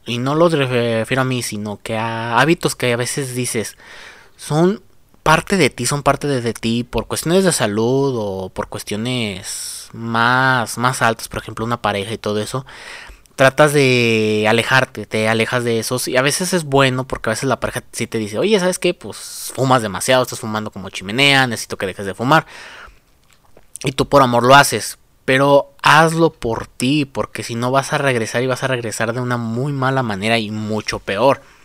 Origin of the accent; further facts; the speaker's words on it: Mexico; aquí en mi país, en México